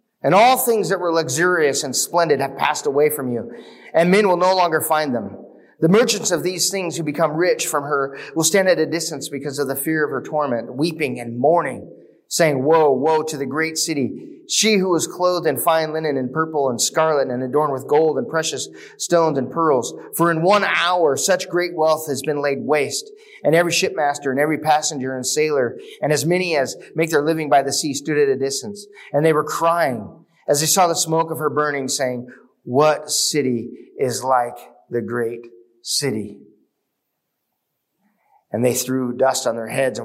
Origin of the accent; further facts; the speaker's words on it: United States; we as American Christians